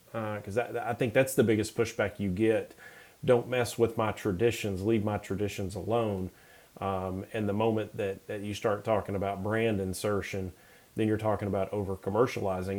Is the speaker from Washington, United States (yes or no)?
no; Knoxville, Tennessee, United States; I grew up in Knoxville